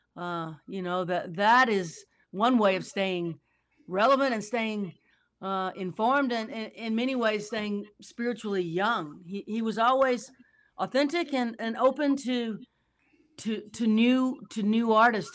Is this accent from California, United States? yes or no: no; New Orleans, Louisiana, United States; I'm from New Orleans, so I watch storms